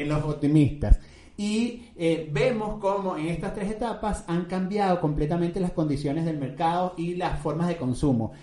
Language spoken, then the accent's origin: Spanish; Venezuela; como dicen en mi tierra, en Venezuela